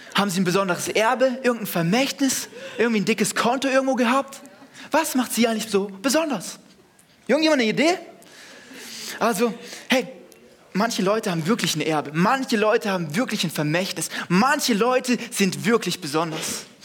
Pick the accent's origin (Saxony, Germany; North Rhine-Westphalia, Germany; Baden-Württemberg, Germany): Baden-Württemberg, Germany; Segeten; Ich komme aus dem Dorf, von nirgendwo. Ich komme aus Segeten.